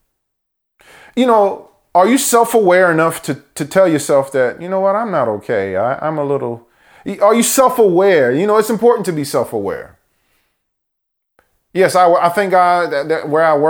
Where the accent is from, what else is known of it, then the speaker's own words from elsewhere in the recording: United States; born in America, first American born in our family